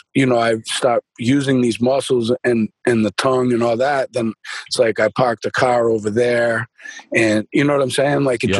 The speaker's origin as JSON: {"language": "English", "town": "Boston", "region": "Massachusetts", "country": "United States", "accent": "Boston", "said": "And it's crazy because now I've done all these exercises with my mouth, and my Boston accent just naturally is kind of faded, man"}